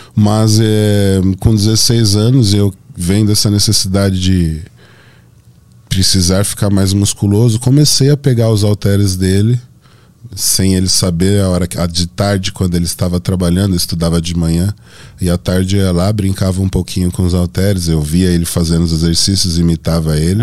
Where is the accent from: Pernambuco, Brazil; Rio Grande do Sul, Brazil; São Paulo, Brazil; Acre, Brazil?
São Paulo, Brazil; Santo André; Eu sou de Santo André, bairro Camilópolis